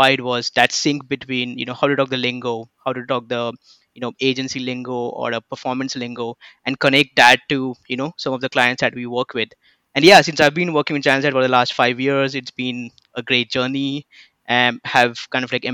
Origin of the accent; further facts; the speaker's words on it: Mumbai, Maharashtra, India; moved away; I come from Mumbai, India.